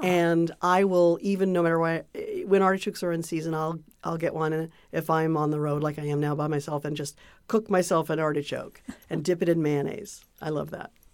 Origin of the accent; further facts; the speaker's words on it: Santa Cruz, California, United States; I grew up in Santa Cruz, California